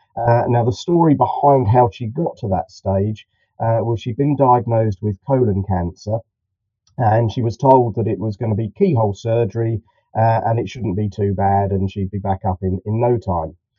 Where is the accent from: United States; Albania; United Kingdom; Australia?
United Kingdom; Farnham, South East England; I'm about um, 30 miles um, southwest of London, a little place uh, called Farnham. It's on the Hampshire-Surrey border